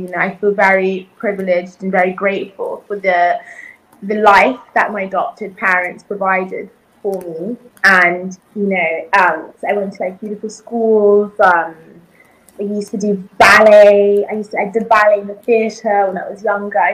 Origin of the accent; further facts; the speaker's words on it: United Kingdom; English is a second language; also born or lived in South Africa / Zambia / Malawi; Coming into the UK, well, you know, I didn't speak a word of English, actually.